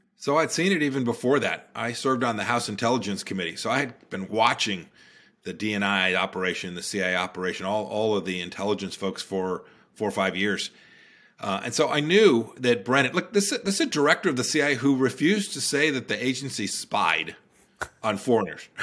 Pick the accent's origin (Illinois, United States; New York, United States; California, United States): California, United States; Santa Ana; moved away as an adult; now in Virginia, United States; I grew up in Santa Ana, California.